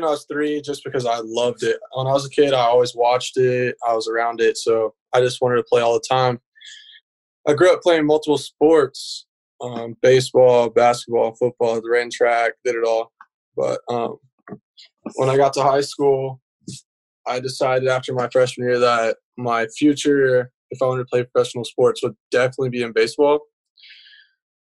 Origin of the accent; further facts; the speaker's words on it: Alvin, Texas, United States; Alvin, Texas. I went to Nolan Ryan's high school, actually